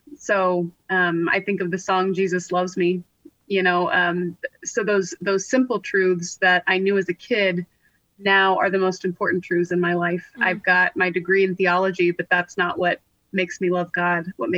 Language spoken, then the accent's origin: English; California, United States; I grew up in California